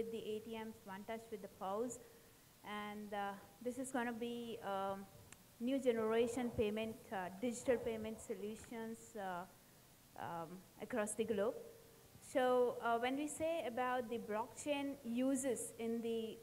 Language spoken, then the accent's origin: English; India; now in Thailand; I'm from India